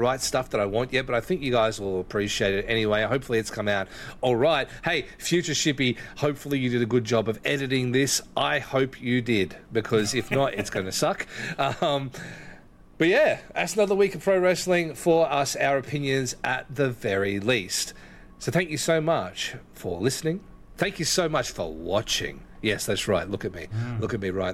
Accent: Ballarat, Victoria, Australia; Why you hate my hometown for

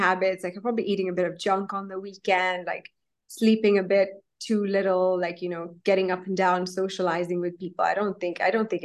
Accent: Kenya; I'm a Kenyan Indian. So I was, I'm Indian, but raised in Kenya, East Africa.

